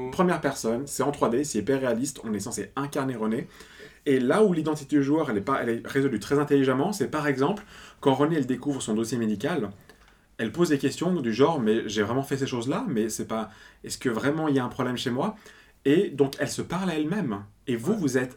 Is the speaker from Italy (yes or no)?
yes; Italy; je suis italien